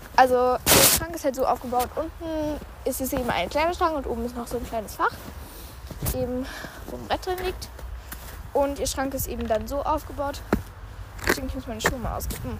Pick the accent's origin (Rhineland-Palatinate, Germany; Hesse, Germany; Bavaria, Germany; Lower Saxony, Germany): Hesse, Germany; Immenhausen; nach Immenhausen kommen, also in meine Heimat